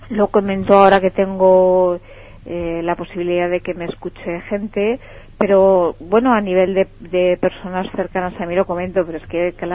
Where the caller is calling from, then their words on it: Náquera, Valencian Community, Spain; Desde Náquera.